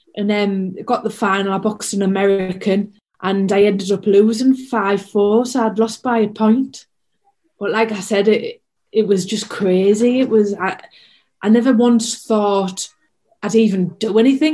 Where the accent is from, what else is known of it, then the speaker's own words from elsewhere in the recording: Hartlepool, North East England, United Kingdom; my hometown